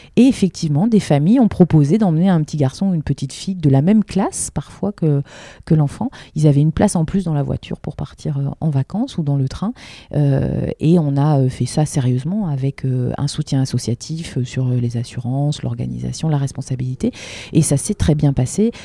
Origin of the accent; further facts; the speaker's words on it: Lille, Hauts-de-France, France; en tant que Lilloise